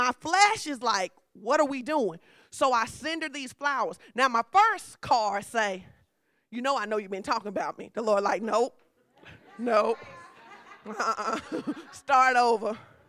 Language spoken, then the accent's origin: English; Fordyce, Arkansas, United States; I'm from Fordyce, baby. That's how we do.